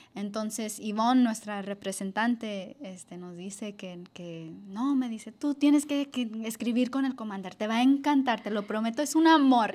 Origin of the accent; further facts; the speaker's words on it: Los Angeles, California, United States; yo crecí aquí en Los Ángeles